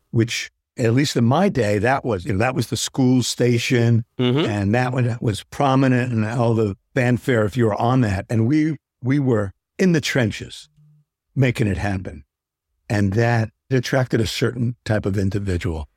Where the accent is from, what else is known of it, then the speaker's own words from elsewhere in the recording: Englewood, New Jersey, United States; I worked local cable television news in my hometown in Englewood, New Jersey